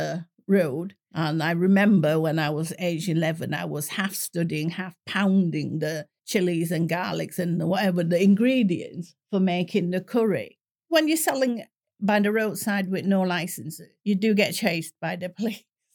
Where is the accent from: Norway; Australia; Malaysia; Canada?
Malaysia; first language English; now in Manchester, United Kingdom; Even though my mother tongue is Cantonese, but in Malaysia, straight in the age of 5 or 6, I started learning English and the whole family goes to English school.